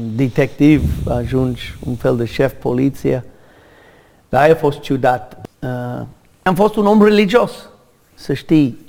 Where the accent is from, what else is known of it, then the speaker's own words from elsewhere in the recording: United States; Romanian is a second language; moved away as an adult; now in Romania; m-am născut în America în o familie mare de irlandez